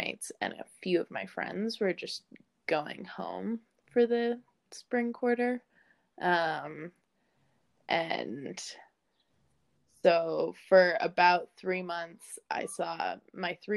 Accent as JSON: {"language": "English", "town": "Lafayette", "region": "Colorado", "country": "United States", "tie": "born or raised there", "also_born_or_lived": "Bozeman, Montana", "moved": "as an adult", "lives_now": "Seattle, United States", "said": "I grew up in Lafayette, Colorado, which is outside of Boulder."}